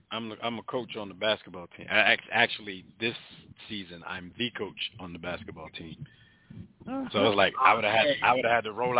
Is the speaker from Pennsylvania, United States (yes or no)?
yes; Philadelphia, Pennsylvania, United States; because I'm from Philly.